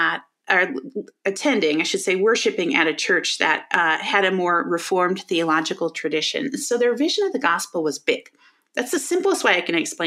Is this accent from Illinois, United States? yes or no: yes; Chicago, Illinois, United States; moved away as an adult; also born or lived in Colorado / Denver area; now in Denver, United States; I grew up in the Chicago area.